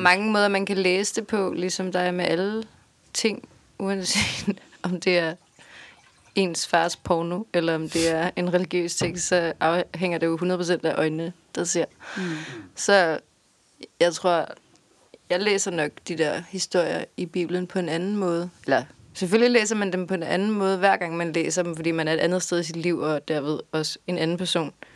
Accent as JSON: {"language": "Danish", "country": "Denmark", "said": "som danskere"}